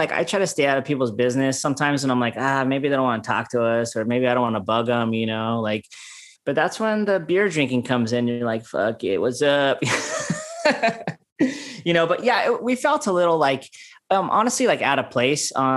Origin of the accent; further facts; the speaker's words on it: Oxnard, California, United States; we're just dudes from the Nard, like Oxnard